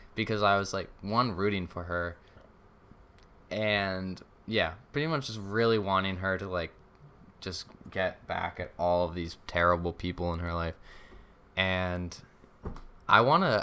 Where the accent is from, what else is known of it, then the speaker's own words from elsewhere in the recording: Rhode Island, United States; Rhode Island